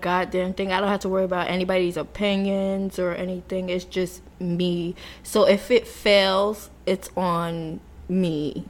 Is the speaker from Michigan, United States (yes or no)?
no; New York City, New York, United States; I'm from New York. Never been anywhere else. I went to school at FIT, studied fashion design.